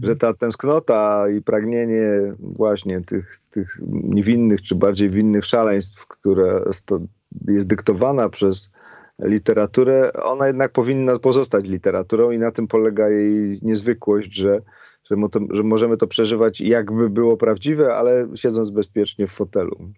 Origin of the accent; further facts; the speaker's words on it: a village near Cieszyn, between Bielsko and Cieszyn, Silesian Voivodeship, Poland; accent: Cieszyn Silesian dialect; moved away; ja byłem, wiesz, niedaleko Cieszyna, między Bielskiem a Cieszynem